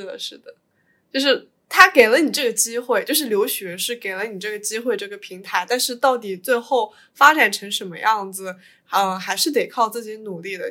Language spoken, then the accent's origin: Chinese; Suzhou, Jiangsu, China; 我是苏州人